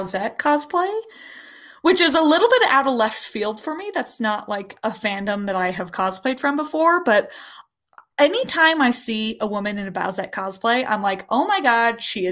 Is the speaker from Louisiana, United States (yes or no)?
no; Wyoming, United States; moved away as an adult; now in Colorado, United States; I'm from Wyoming, and there is no Renaissance Fair there.